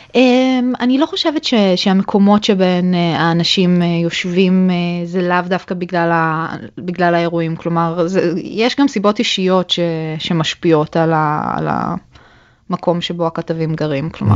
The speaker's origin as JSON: {"language": "Hebrew", "country": "Israel", "tie": "born or raised there", "also_born_or_lived": "Germany (born)", "moved": "as an adult", "lives_now": "Berlin, Germany", "said": "חזרנו בחזרה לישראל, ולמעשה גדלתי כל חיי בארץ"}